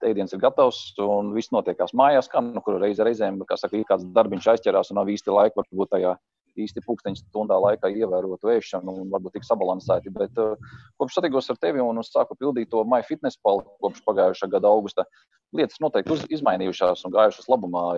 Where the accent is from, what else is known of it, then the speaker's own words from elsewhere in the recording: Ainaži, Limbaži Municipality, Latvia; Ainažu ir mana dzimtā pilsēta.